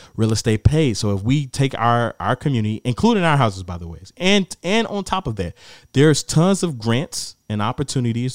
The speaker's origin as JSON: {"language": "English", "town": "Gary", "region": "Indiana", "country": "United States", "said": "I'm from Gary."}